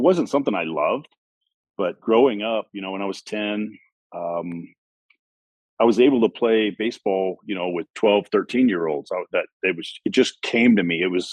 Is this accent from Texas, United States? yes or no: yes; Midland, Texas, United States; I was born in Midland, Texas. So way out, you know, West Texas, oil country, football country. You know, I grew up playing football